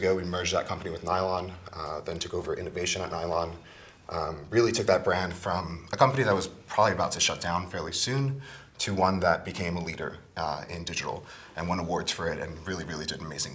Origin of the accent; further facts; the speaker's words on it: New York City, New York, United States; I grew up in the Bronx, welfare family